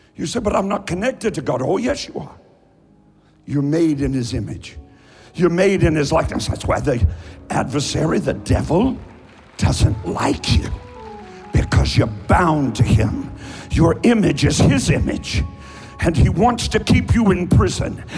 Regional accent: Eastern Kentucky, United States; I'm from Eastern Kentucky. I talk slowly

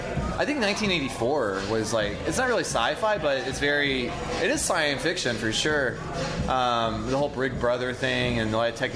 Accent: Alabama, United States; now in Portland, United States; I didn't start until I moved up here to Portland from Alabama.

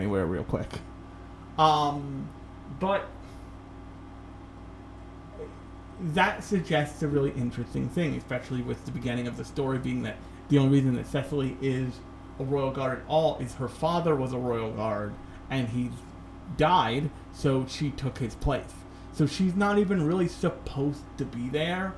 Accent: United States; as an American

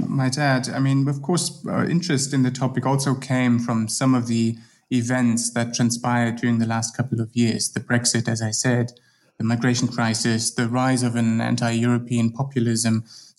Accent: Germany; now in Bern, Switzerland; Yeah, well, I'm originally from Germany, but my current position is in Switzerland at the University of Bern

